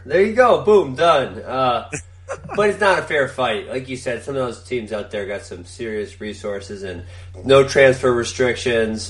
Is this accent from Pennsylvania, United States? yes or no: no; Wisconsin, United States; I grew up in Wisconsin